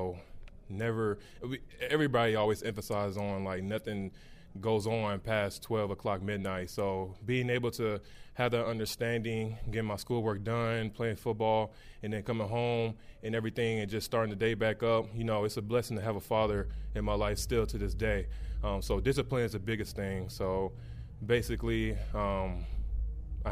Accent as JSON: {"language": "English", "region": "Missouri", "country": "United States", "moved": "yes", "lives_now": "Cincinnati, United States", "said": "I'm from Missouri"}